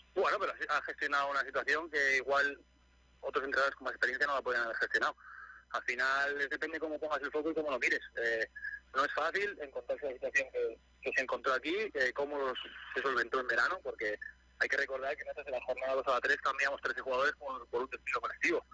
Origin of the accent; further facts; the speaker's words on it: Gijón, Asturias, Spain; moved away as an adult; now in Málaga, Spain; yo soy de Gijón, toda la vida he vivido a lo del mar